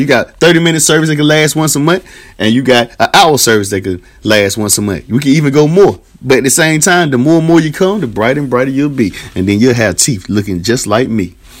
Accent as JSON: {"language": "English", "town": "Tarboro", "region": "North Carolina", "country": "United States", "said": "I'm from Tarboro, North Carolina"}